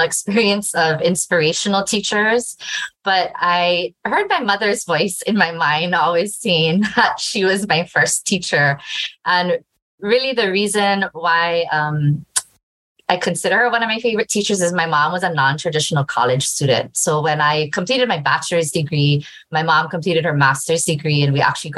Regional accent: Hilo, Hawaii, United States; I was born and raised in Hilo, Hawaii

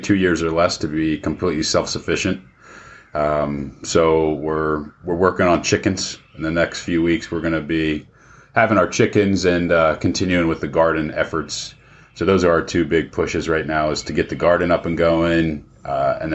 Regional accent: outside Northern Virginia, United States; growing up outside Northern Virginia

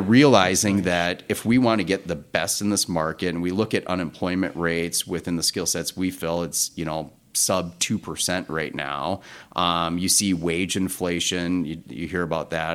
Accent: North Dakota, United States; also born or lived in Twin Cities, Minnesota; now in Minneapolis, United States; I'm from North Dakota originally

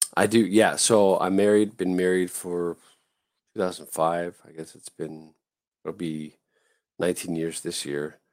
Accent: Southern California, United States; I grew up in Southern California.

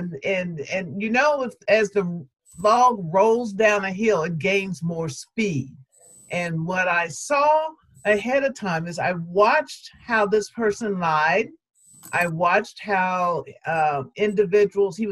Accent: United States; as an American and as a Black American woman

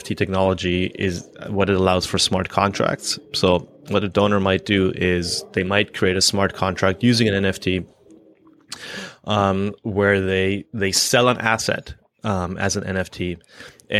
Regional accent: Canada; I'm Canadian.

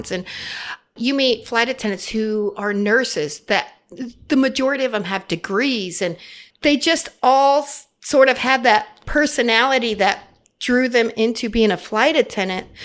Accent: Arizona, United States; born there; And I had family in Phoenix and I was born in Arizona.

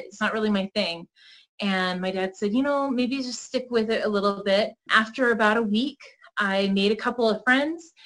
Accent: Boulder City, Nevada, United States; also born or lived in Salt Lake City, Utah; I was born and raised out in Boulder. I'm actually the fourth generation to graduate from the high school out there

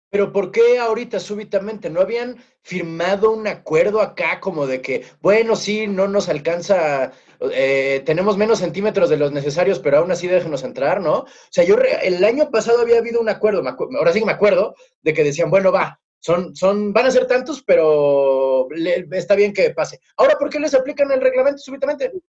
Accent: Mexico City, Mexico; moved away; somos chilangos este, nacidos y crecidos

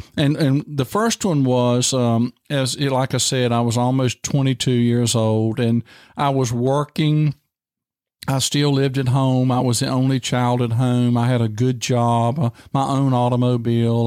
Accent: Tight Squeeze / Dry Fork, Virginia, United States; moved away as an adult; I grew up there and we raised tobacco

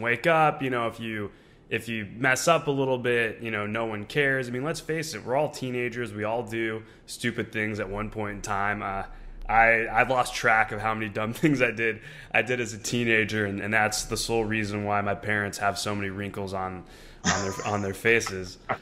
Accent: Orange County, California, United States; me growing up in Orange County, California

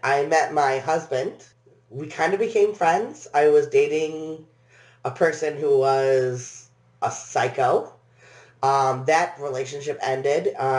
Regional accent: Haslett, Michigan, United States; also born or lived in England / Flint, Michigan / Lansing, Michigan / Williamston, Michigan; Yeah, I grew up in Haslett, Michigan, which is upper middle class, very, very boring.

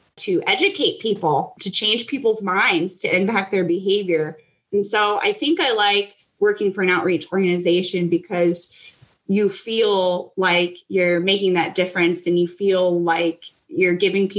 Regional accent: Stockton, Missouri, United States; I grew up in Missouri, Stockton, Missouri

